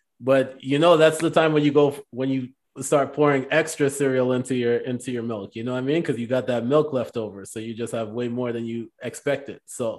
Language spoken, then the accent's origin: English; Jamaica; moved away; I spent 3 years growing up in Jamaica